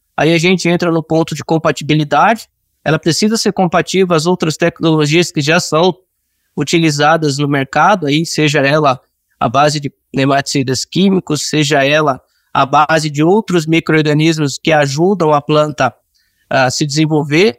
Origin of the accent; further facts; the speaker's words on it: Cuiabá, Mato Grosso, Brazil; moved away as an adult; also born or lived in Rio Grande do Sul; eu sou natural de Cuiabá, Mato Grosso